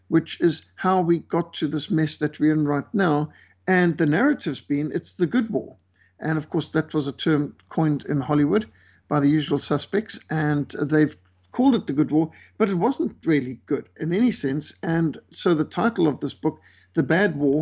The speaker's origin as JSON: {"language": "English", "region": "Bulawayo", "country": "Zimbabwe", "tie": "born or raised there", "said": "where I was brought up in Bulawayo and Rhodesia"}